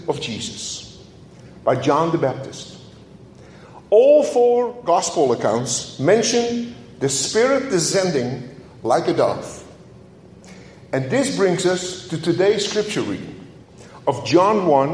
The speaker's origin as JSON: {"language": "English", "country": "Netherlands", "tie": "born or raised there", "moved": "yes", "said": "as a child growing up in Holland"}